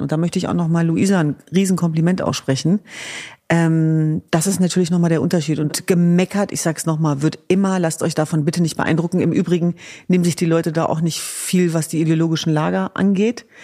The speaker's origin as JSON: {"language": "German", "town": "Hanover", "region": "Lower Saxony", "country": "Germany", "tie": "born or raised there", "said": "In Hannover Linden, meiner Heimatstadt"}